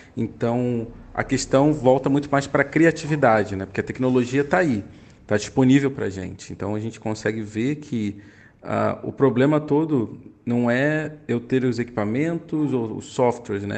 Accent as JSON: {"language": "Portuguese", "region": "Rio de Janeiro", "country": "Brazil", "moved": "as an adult", "lives_now": "São Paulo, Brazil", "said": "Sou carioca também, atualmente morando em São Paulo agora há seis anos"}